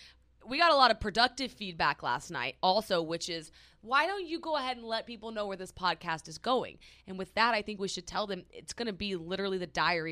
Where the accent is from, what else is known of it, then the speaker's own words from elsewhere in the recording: Midwest, United States; now in New York, United States; We're straight up from the Midwest.